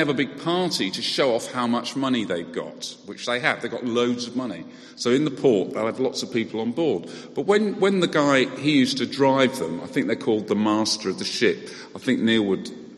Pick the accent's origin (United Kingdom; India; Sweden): United Kingdom; we're British